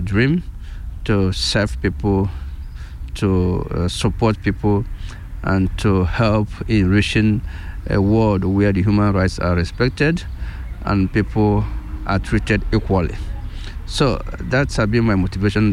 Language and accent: English; Nigeria; first language Igbo; English is a second language; moved away as an adult; now in Switzerland; I come originally from Nigeria, and um, in the meantime, um, I have been naturalized uh, Swiss.